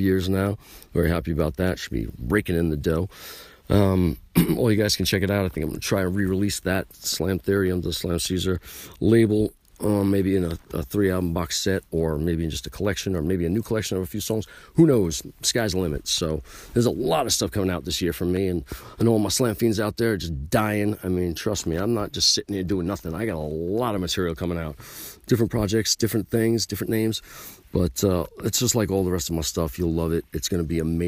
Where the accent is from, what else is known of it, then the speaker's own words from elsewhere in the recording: New York, United States; And I'm from New York.